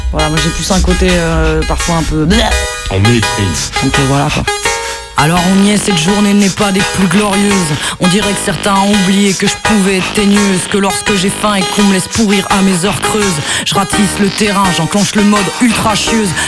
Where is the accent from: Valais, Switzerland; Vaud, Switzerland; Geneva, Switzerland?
Vaud, Switzerland; Lausanne; j'ai 30 ans, je viens de Lausanne, je travaille à Genève